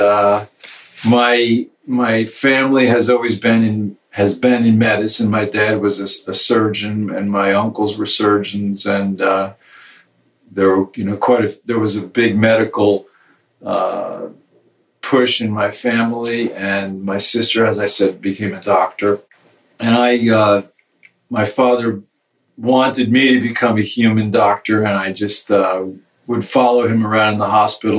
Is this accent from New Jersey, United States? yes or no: yes; New Jersey, United States; moved away as an adult; also born or lived in Maryland / Italy; now in Kentucky, United States; I'm from New Jersey, as most people can hear from my accent